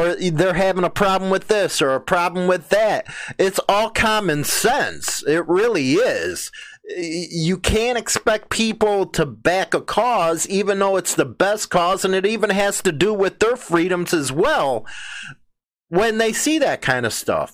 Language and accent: English; United States; as an American